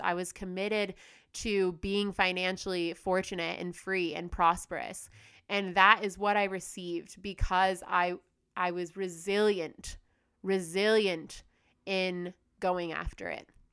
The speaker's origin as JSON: {"language": "English", "country": "United States", "also_born_or_lived": "Australia / Bali", "moved": "yes", "lives_now": "Indonesia", "said": "I'm from the United States"}